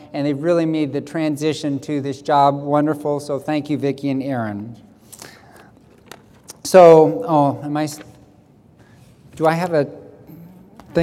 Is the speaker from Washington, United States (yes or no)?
yes; Silverdale, Washington, United States; I'm from Silverdale, Washington